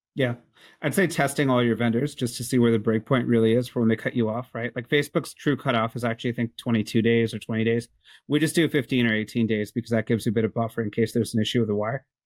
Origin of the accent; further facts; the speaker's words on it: Canada; I'm Canadian